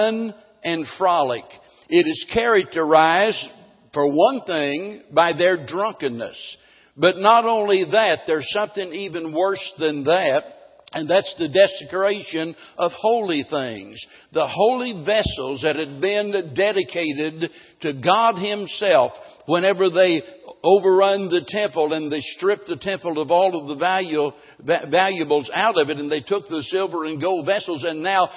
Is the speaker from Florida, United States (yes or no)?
no; Springfield, Missouri, United States; growing up in Springfield